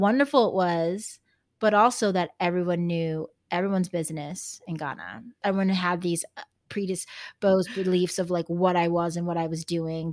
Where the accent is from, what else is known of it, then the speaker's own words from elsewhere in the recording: Texas, United States; they call me the Texan